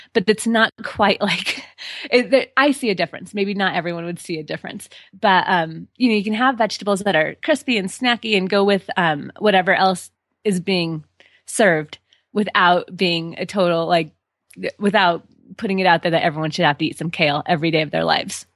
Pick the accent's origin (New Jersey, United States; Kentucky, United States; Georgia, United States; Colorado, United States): Colorado, United States; born and raised in Colorado